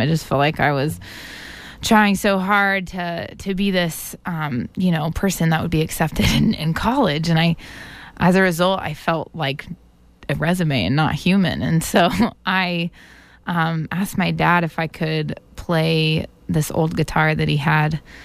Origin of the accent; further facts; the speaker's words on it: Atlanta, Georgia, United States; moved away as an adult; now in Boston, United States; I grew up in Atlanta, Georgia, and then came here three and a half years ago for college.